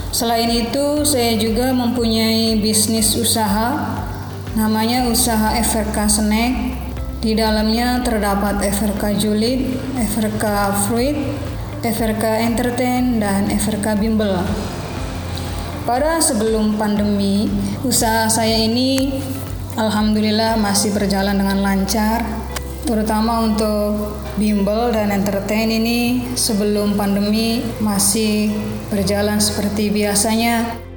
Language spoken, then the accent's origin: Indonesian; Indramayu, West Java, Indonesia; Saya berasal dari Kecamatan Kerangkeng, Kabupaten Indramayu, Umur saya saat ini yaitu 29 tahun.